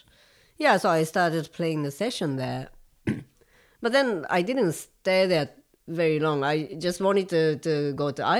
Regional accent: Tokyo, Japan; English is a second language; Tokyo, Japan. And I was in Japan at the time, and I was looking for a fiddle teacher.

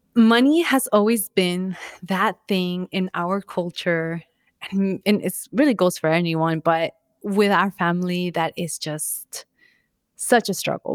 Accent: Orlando, Florida, United States; also born or lived in Bogota, Colombia; now in Miami, United States; I was born in Colombia and Bogota, Colombia, and I moved to the States when I was five. Then I grew up in Orlando, then officially moved to Miami

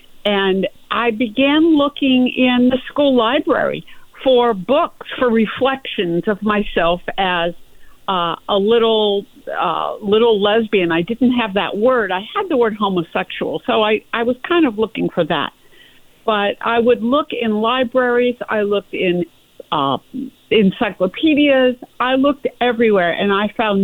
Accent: Florida, United States; I grew up in Florida, went to school in Florida

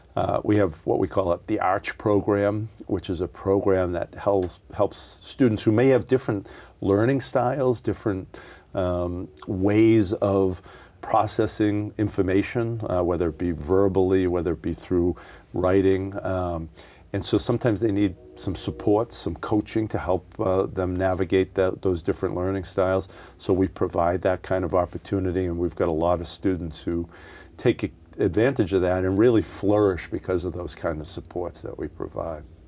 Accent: Worcester, Massachusetts, United States; I was born and raised in the city of Worcester

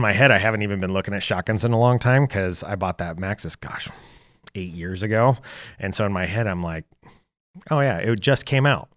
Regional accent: Lake County, Oregon, United States; moved away; where I grew up in Oregon, uh, in Lake, uh, Lake County

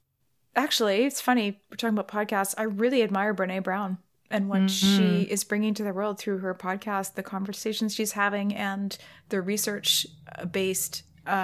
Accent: Canada; also born or lived in United Kingdom; Before I had lived in England, I always identified as half Canadian, half English, because my mother was British and my dad is Canadian. However, once I lived in England and really got to know there, I was like, no, I'm way more Canadian.

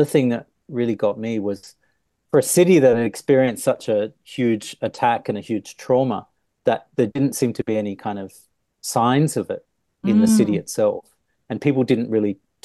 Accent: Australia; moved away; because I grew up in Australia

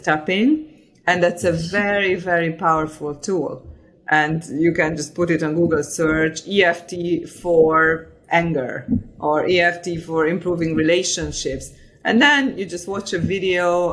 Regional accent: Hungary; also born or lived in Switzerland; now in London, United Kingdom; I was born in Hungary. I was born during the communism, and I had a very, very nice childhood

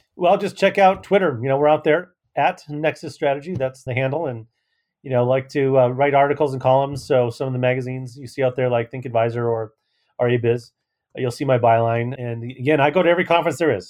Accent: San Francisco, California, United States; San Francisco, obviously my hometown

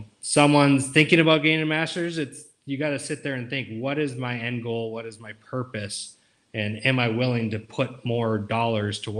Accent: Canada; moved away as an adult; also born or lived in Oxford, Ohio; I was Canadian, I counted for the international graduate students

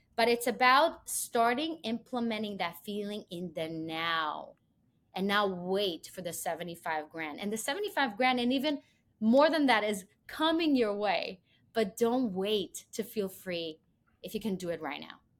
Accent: Israel; moved away as an adult; also born or lived in Belarus; now in New York, United States; I was born in Belarus, and I was actually moved with my family when I was three years old to Israel, and pretty much had one my whole childhood there.

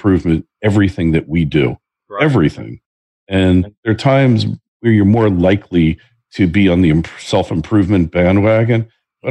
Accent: New Jersey, United States; also born or lived in New York; spending 37 years in New York, and I grew up in New Jersey, right by New York.

